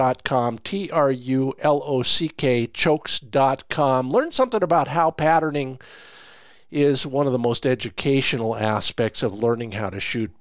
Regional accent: South Dakota, United States; my home state, South Dakota

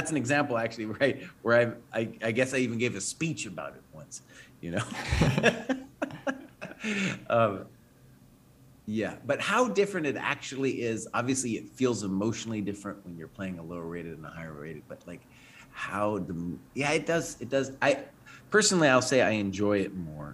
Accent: United States; growing up in the American chess scene

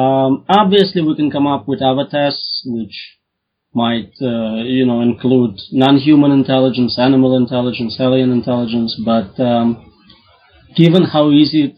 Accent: Russia; Russian here

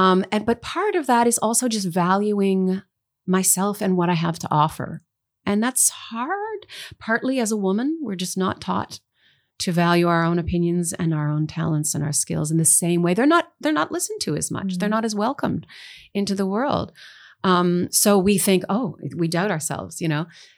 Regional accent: Canada; There is support in Canadian content radio rules and things like that, which is super important.

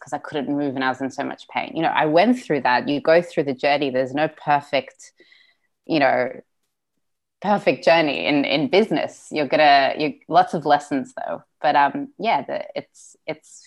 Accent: Sydney, New South Wales, Australia; first language Russian; English is a second language; So we're from Odessa, I was born in Sydney. So Russian is still my first language, so I'm very European

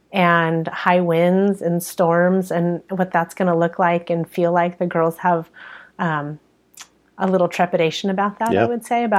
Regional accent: San Diego, California, United States; moved away as an adult; also born or lived in Florida / Santa Cruz; So I grew up in Southern California in San Diego.

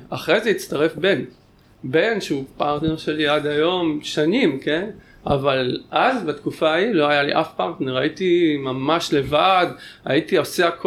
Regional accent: Tel Aviv, Tel Aviv District, Israel; also born or lived in Tel Baruch / Canary Islands; גדלתי אומנם ברמת אביב

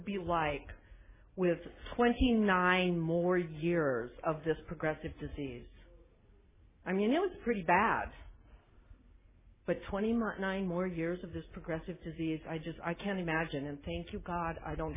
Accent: South Dakota, United States; also born or lived in Nebraska; now in Aptos, United States; Born and raised in South Dakota on a farm. Now I live a few blocks from the Pacific Ocean in California

